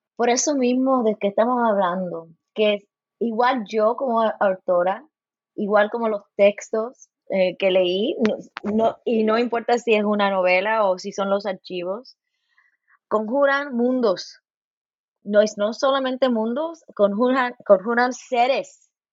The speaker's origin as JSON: {"language": "Spanish", "town": "Los Angeles", "region": "California", "country": "United States", "tie": "born or raised there", "moved": "yes", "lives_now": "Bloomington, United States", "said": "Nací en Los Ángeles, mi mamá es cubana y mi padre es puertorriqueño. Y ahí en California"}